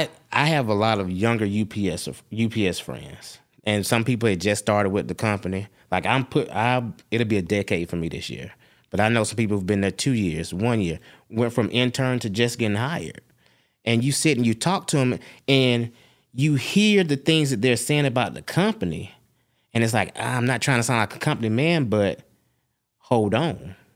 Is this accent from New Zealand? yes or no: no; Ireland; I'm Irish, and I get a pass if I hide my Irishness because no one can tell.